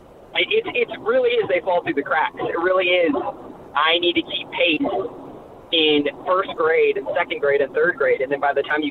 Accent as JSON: {"language": "English", "town": "Tampa", "region": "Florida", "country": "United States", "said": "I'm originally from Tampa. Like, my area code is Tampa"}